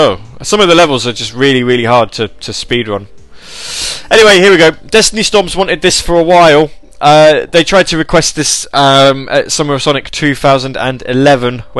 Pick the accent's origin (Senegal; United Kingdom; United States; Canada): United Kingdom; I'm in the UK. UK. I mean, I'm from the United Kingdom.